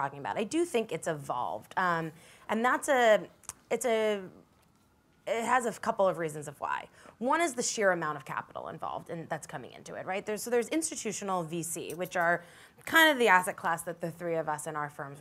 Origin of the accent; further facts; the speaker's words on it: New York City, New York, United States; I grew up in New York City and went to College and East Coast